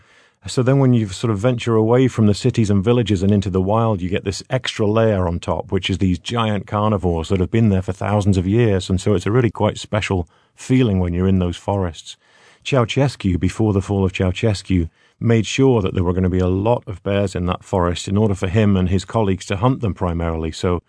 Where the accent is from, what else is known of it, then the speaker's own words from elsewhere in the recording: United Kingdom; You know, I'm from Britain, so we used to have bears, brown bears, same as our grizzly bears, until about 1,000 years ago.